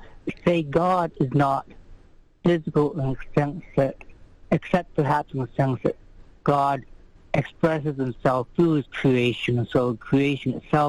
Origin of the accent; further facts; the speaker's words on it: Maine, United States; I grew up in Maine.